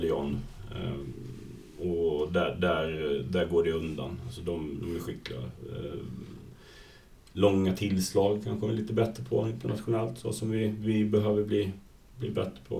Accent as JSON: {"language": "Swedish", "town": "Falkenberg", "region": "Halland County", "country": "Sweden", "moved": "yes", "said": "jag är ju från Falkenberg från början"}